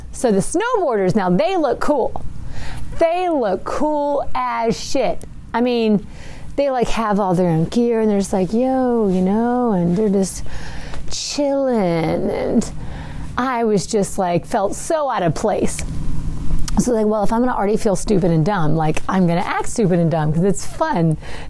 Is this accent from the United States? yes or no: yes; West Tennessee, United States; we're from West Tennessee.